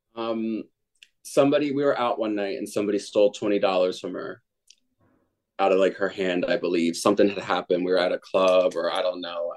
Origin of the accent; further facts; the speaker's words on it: New Jersey, United States; I'm from New Jersey